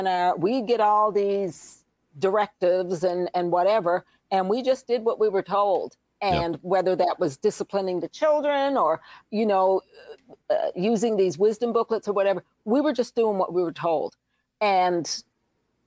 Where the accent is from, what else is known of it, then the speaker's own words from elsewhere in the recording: Newfoundland and Labrador, Canada; moved away; I'm from Newfoundland, and in Newfoundland, we have lots of jigs and reels and rollicking type of music